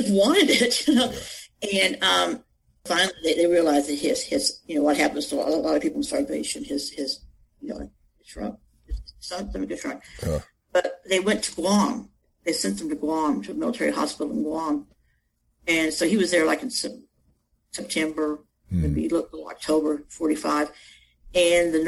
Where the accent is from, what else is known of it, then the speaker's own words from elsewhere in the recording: Texas, United States; I'm not real close to my cousins because they're all in California and I grew up in Texas